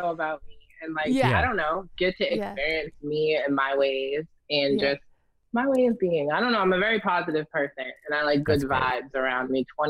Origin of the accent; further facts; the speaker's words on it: Salem, Massachusetts, United States; I'm 28. I'm from Salem, Massachusetts.